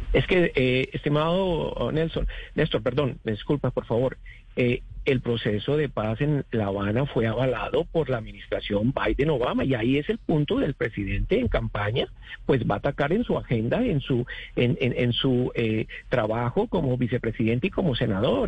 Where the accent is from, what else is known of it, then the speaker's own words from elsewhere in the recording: Colombia; now in Florida, United States; nuestro país de origen